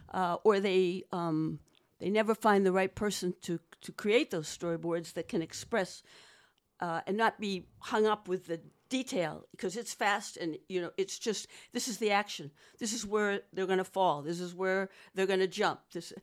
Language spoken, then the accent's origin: English; Boston, Massachusetts, United States; Boston, you tell?